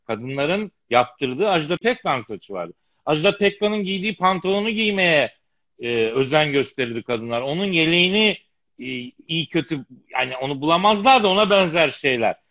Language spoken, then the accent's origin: Turkish; Eskişehir, Turkey; moved away; also born or lived in Elazığ; Eskişehir'de büyüdüm, Elazığ'da doğdum.